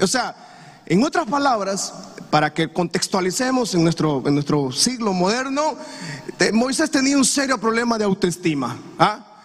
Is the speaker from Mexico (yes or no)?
no; Honduras; lo que vivimos nosotros como comunidad hondureña